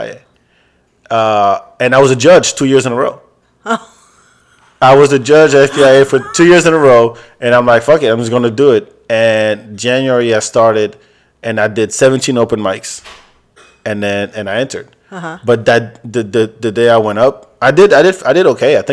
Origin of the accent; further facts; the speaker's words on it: France; now in Texas, United States; African dude, grew up in France, lives in Texas. You know, speaks three languages.